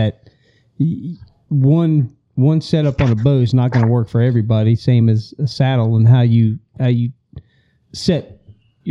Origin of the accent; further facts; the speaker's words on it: Broward County, South Florida, United States; moved away as an adult; now in Florida Panhandle, United States; I grew up in Broward County